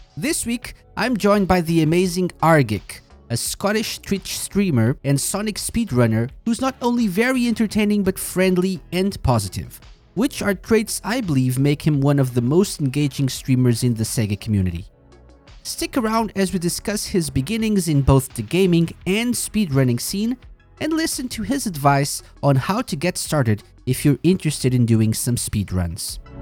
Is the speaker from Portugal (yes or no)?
yes; Portugal; I'm from Portugal